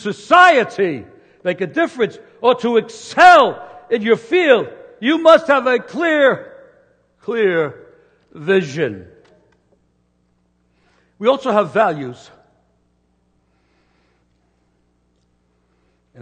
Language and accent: English; New York City, New York, United States; I was born in New York City on brick and mortar with no trees